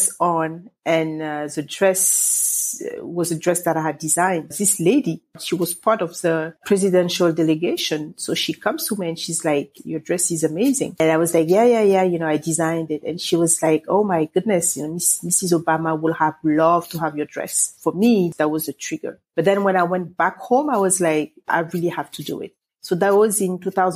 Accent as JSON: {"language": "English", "region": "Dakar", "country": "Senegal", "tie": "born or raised there", "moved": "yes", "said": "I am from Dakar, Senegal, West Africa."}